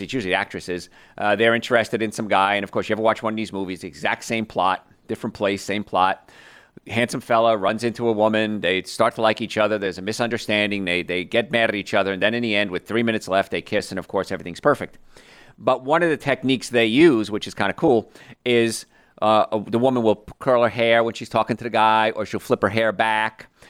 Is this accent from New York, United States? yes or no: yes; around New York, United States; I grew up around New York